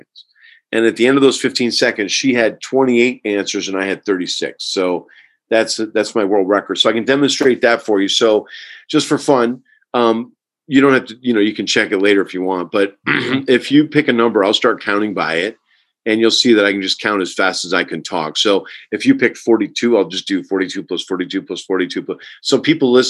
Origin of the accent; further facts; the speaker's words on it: Herkimer, New York, United States; I'm from Herkimer, New York, which is in upstate New York near the beginning of the Adirondack Mountains.